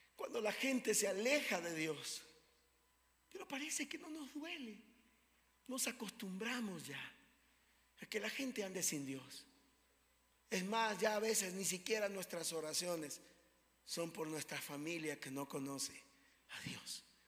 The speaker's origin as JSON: {"language": "Spanish", "country": "Ecuador", "said": "aunque somos ecuatorianos, también somos extranjeros en esta tierra"}